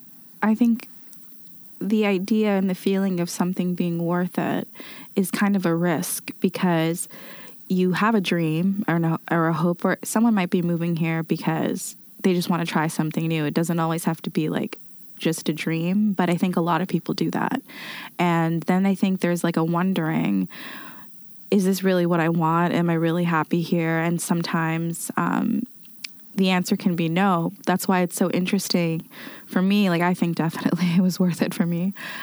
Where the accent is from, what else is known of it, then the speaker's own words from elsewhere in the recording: Somalia; also born or lived in Canada; now in Germany; I come from Somalia and I was an immigrant and a refugee in Canada.